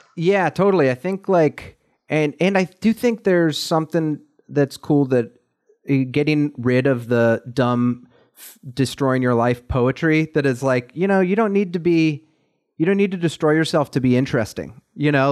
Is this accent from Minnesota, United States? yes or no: no; Columbus, Ohio, United States; my hometown